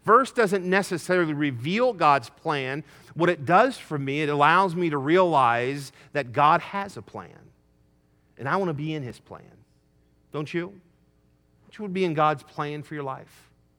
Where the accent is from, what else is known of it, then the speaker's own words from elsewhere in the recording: Wyoming, United States; also born or lived in Michigan; I was born in Michigan, we moved to Wyoming